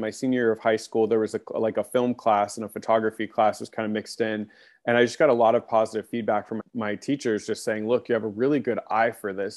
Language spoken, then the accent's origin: English; Long Beach, California, United States; now in Orange County, California, United States; I, I grew up in Long Beach, which is a, you know, a, a part of Los Angeles County.